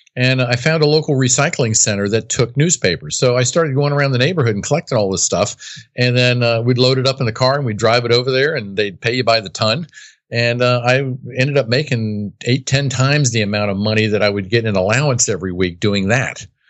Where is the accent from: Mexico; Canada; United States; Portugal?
United States; I was born and raised on the East Coast, right outside of Washington, D C.